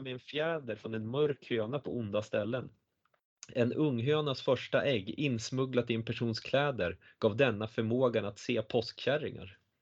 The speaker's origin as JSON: {"language": "Swedish", "town": "Östersund", "region": "Jämtland", "country": "Sweden", "tie": "born or raised there", "said": "tre kilometer från där jag växte upp"}